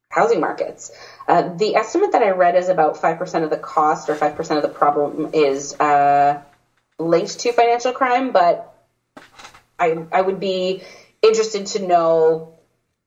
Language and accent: English; Toronto, Ontario, Canada; born and raised in Toronto